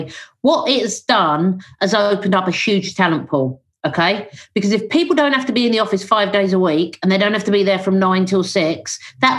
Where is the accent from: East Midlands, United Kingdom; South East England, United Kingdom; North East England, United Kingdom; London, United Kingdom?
London, United Kingdom; I'm a Londoner